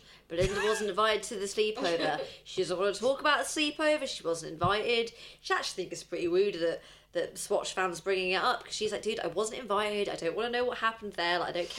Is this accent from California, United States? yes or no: no; Oregon, United States; Oh my God, I have. I'm from Oregon.